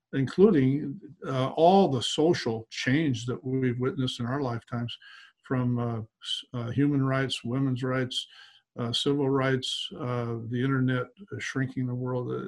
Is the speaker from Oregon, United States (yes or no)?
yes; Portland, Oregon, United States; my hometown of Portland